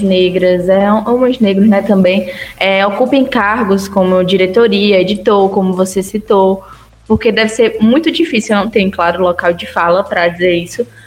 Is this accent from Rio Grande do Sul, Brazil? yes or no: no; Ceará, Brazil; now in Vale do São Francisco, Brazil; no Ceará mesmo, eu não consigo enxergar isso, que é de onde eu sou